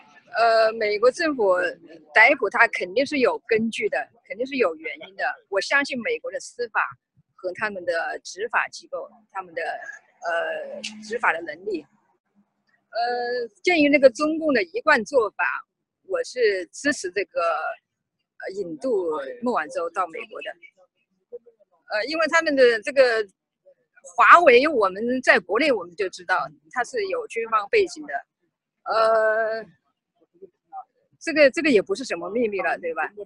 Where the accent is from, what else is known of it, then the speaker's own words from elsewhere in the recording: China; 因为作为一个中国人吧，呃，到这里来办那个护照的更新是呃很正常的、天经地义的事情